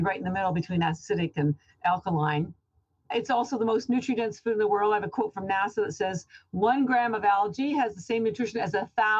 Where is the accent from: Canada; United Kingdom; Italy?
Canada; now in Boston, United States; I'm actually Canadian, but I've lived in Boston about 30 years.